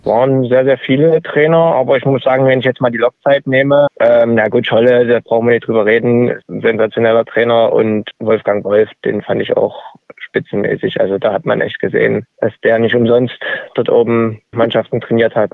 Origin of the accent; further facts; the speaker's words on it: Dresden, Saxony, Germany; als Dresdner